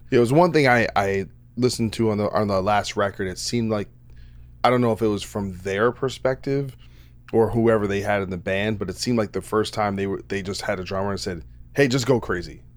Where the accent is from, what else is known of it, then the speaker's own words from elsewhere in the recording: New Jersey, United States; I'm from Jersey